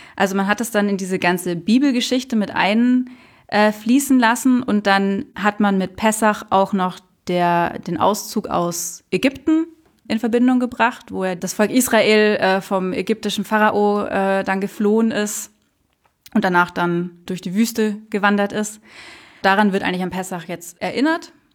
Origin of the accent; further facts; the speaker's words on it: Munich, Bavaria, Germany; Selbst in München, also ich bin in Menzing Allach aufgewachsen